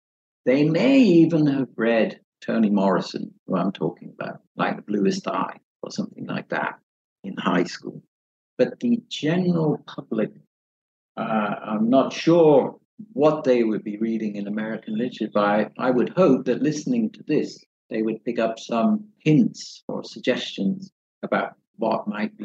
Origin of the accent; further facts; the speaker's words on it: England, United Kingdom; I've always been resistant to English literature, even though I'm from England.